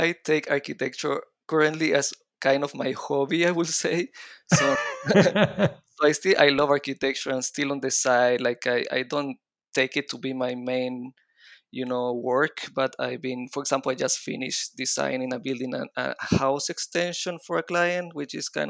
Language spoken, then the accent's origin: English; Chile; accent: mix of Israeli and Latin American Spanish; also born or lived in Israel; But then I moved to Chile when I was four. So my accent is mixing up a little bit of the Israeli accent and the Latin American Spanish accent.